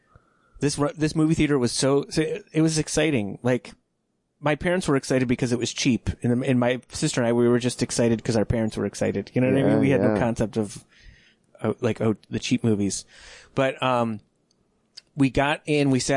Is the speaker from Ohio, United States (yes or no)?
yes; Cleveland, Ohio, United States; growing up in Cleveland, Ohio with my family